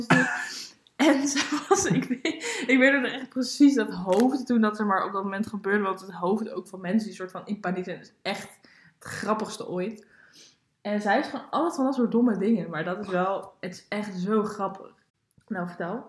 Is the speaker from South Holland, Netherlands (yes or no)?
no; Baarn, Utrecht, Netherlands; moved away as an adult; Ik eh, ben daar geboren. Ik heb daar 19 of 18 jaar of zo gewoond